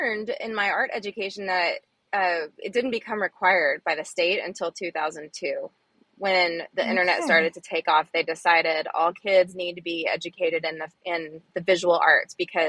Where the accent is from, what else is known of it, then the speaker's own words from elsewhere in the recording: Fort Worth, Texas, United States; also born or lived in Arizona; So I grew up in Texas mostly. I was born in Arizona, but I consider myself a Texan. I went to school and finished high school in Fort Worth